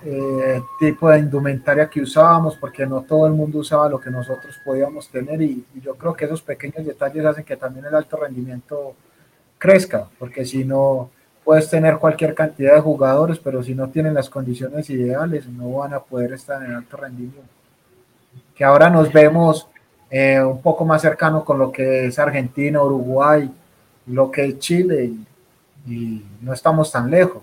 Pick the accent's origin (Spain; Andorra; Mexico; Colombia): Colombia; nosotros como colombianos